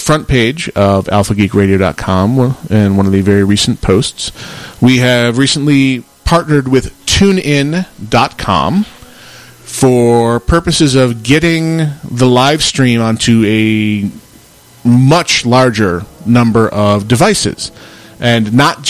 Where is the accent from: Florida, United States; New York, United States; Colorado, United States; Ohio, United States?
New York, United States; Western; now in Phoenix, United States; I grew up in Western New York and had the full-on four seasons.